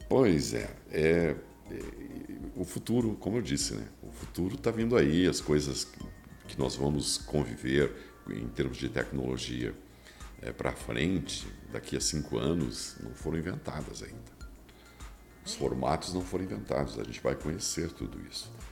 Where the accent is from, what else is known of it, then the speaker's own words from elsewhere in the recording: Rio Grande do Sul, Brazil; Eu sou, sou gaúcho e sou bairrista